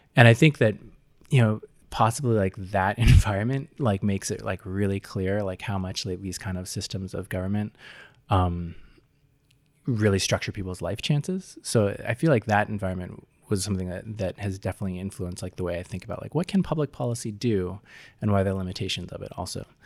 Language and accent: English; Seattle, Washington, United States; I grew up in Seattle, Washington